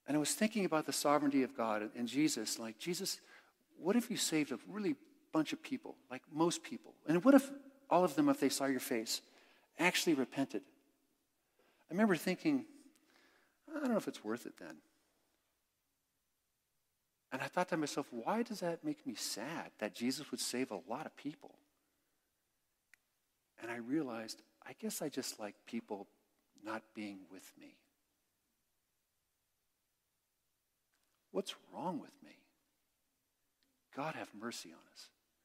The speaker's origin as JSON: {"language": "English", "area": "Bay Area", "region": "Northern California", "country": "United States", "tie": "born or raised there", "moved": "yes", "lives_now": "Texas, United States", "said": "I grew up in the Bay Area in Northern California and spent a lot of years there"}